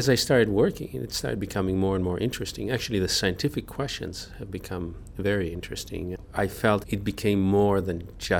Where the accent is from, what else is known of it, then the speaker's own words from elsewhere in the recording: Israel; Of course, because I was born and I grew up in Israel, there's a relationship to the place.